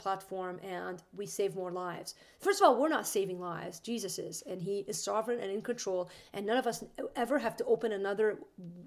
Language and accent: English; Green Bay, Wisconsin, United States; I'm from Green Bay